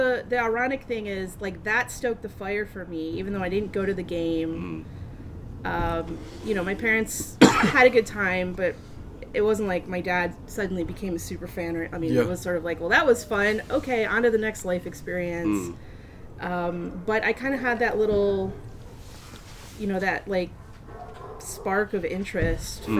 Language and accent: English; Michigan, United States; I was growing up in Michigan. My parents were working in Pontiac, Michigan